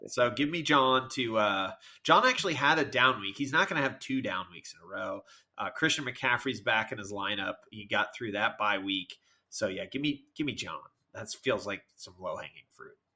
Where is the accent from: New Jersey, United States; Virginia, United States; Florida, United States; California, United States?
Virginia, United States; I am from Virginia.